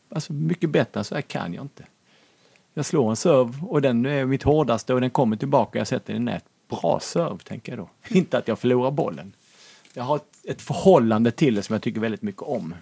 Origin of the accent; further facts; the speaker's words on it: Lund, Skåne, Sweden; now in Norrköping, Sweden; jag är uppvuxen i radhusområde i Lund